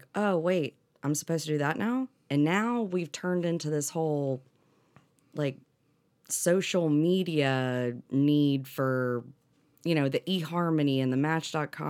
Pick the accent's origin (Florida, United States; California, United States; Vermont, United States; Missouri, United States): Florida, United States; Destin; also born or lived in Atlanta; I grew up here in Destin